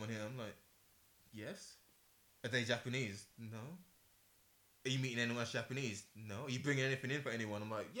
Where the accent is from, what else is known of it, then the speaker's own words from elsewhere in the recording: England, United Kingdom; I'm from England